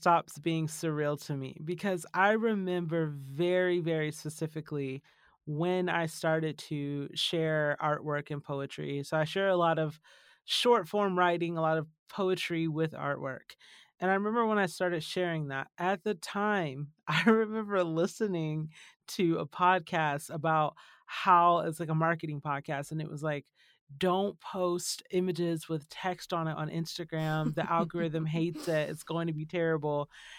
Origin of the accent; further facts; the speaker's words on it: Georgia, United States; also born or lived in California / Tennessee / Texas; now in Arizona, United States; And by the time I was born in California and then grew up in Georgia, lived in Tennessee, lived in Texas, went back to California, and now we're in Arizona.